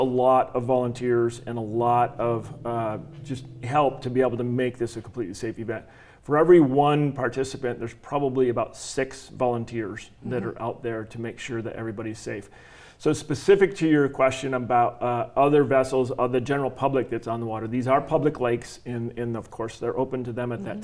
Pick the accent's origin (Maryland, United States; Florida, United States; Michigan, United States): Michigan, United States; now in Arizona, United States; I grew up water skiing in Michigan